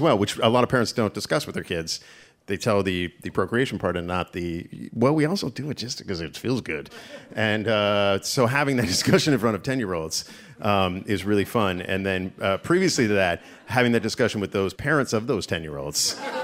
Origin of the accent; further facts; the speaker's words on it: Canada; moved away as an adult; also born or lived in Toronto; now in United States; I, as a Canadian